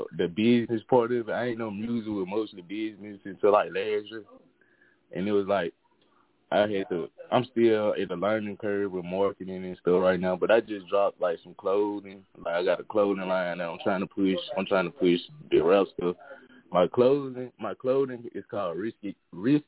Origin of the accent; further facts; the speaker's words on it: Meridian, Mississippi, United States; now in Memphis, United States; I'm from Meridian, Mississippi, but I'm in Memphis, Tennessee right now.